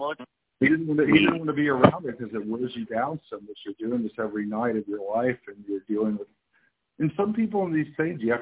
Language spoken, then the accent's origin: English; Kansas City, Missouri, United States; I grew up in Missouri and Kansas area, Kansas City. Kind of back and forth